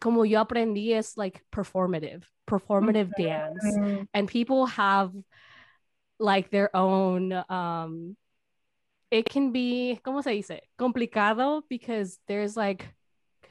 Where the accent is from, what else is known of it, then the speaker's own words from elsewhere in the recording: Milwaukee, Wisconsin, United States; also born or lived in California, United States; growing up in the United States, in Milwaukee